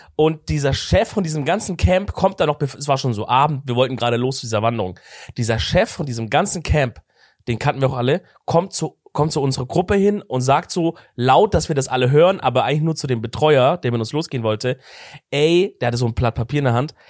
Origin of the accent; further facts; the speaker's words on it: Swabia, Baden-Württemberg, Germany; ich komme halt aus dem Schorbeländle